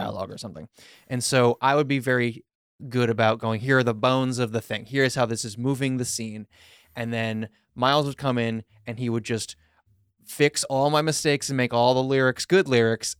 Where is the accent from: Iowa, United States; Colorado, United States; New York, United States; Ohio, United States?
New York, United States; Long Island; we grew up together on Long Island